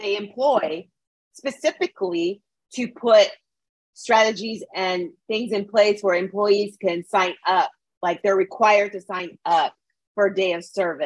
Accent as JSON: {"language": "English", "town": "Edmonton", "region": "Alberta", "country": "Canada", "tie": "born or raised there", "said": "where I grew up in Edmonton"}